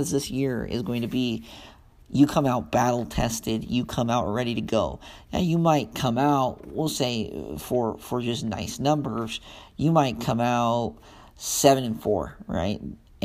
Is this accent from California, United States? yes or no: no; Ogden, Utah, United States; I grew up in Ogden, Utah, so around Weber State